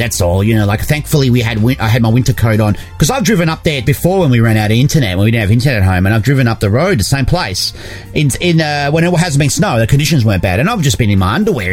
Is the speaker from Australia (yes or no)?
yes; Australia; moved away; Being Australian